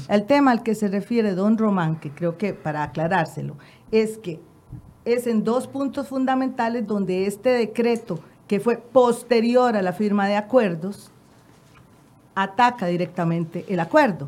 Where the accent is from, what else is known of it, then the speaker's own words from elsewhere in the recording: Costa Rica; es el producto de lo que somos los costarricenses